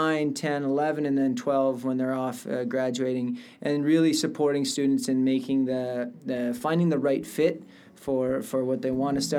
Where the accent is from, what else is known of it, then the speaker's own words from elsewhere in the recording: Canada; moved away as an adult; now in Monterrey, Mexico; I come from Canada, but basically my experience was we had a university in my town